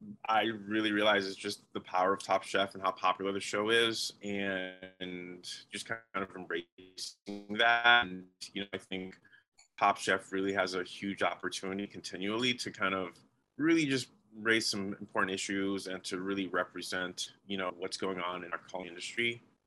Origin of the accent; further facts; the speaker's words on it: Oregon, United States; just being able to sit there and of course have it being in my home state